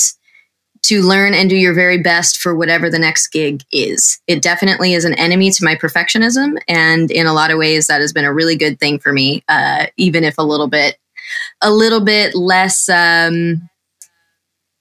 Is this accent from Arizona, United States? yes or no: no; Colorado, United States; now in Los Angeles, United States; I was born in Colorado